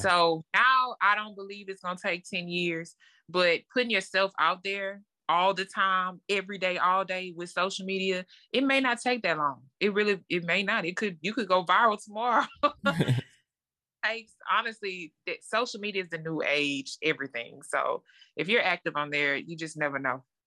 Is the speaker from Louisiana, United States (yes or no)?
yes; Lake Charles, Louisiana, United States; So, I'm from Lake Charles, Louisiana. It's a small town, um, born and raised there